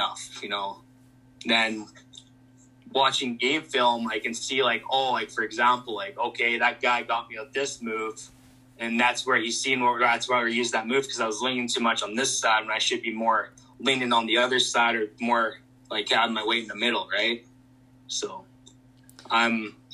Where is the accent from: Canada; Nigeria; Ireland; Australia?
Canada; growing up in Canada, it was always about hockey